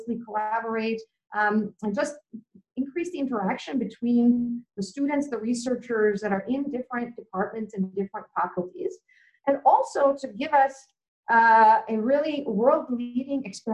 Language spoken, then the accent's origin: English; Vancouver, British Columbia, Canada; moved away as an adult; also born or lived in Tokyo, Japan / Waterloo, Canada; now in Melbourne, Australia; I grew up in Vancouver, Canada